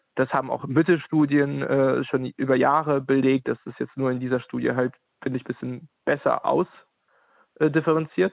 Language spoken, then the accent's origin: German; Ukraine; now in Halle, Germany; in der Ukraine geboren und seit 2012 lebe ich in Ostdeutschland, genauer gesagt in Halle